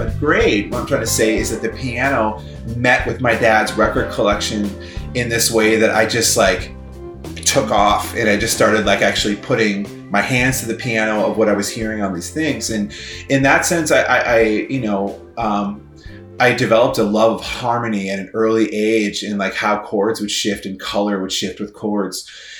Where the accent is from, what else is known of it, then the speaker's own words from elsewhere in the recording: Midwest, United States; And as a Midwesterner, I would also ski with my mom or with my dad and my brother.